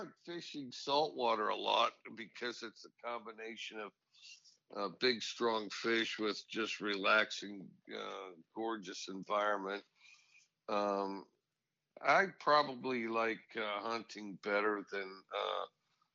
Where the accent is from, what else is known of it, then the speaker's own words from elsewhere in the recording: Cody, Wyoming, United States; moved away; I grew up in Cody, Wyoming.